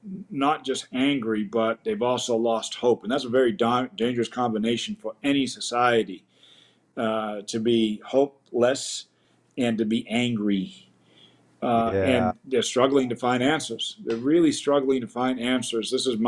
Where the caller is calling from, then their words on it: Chicago, Illinois, United States; I'm coming in from Chicago.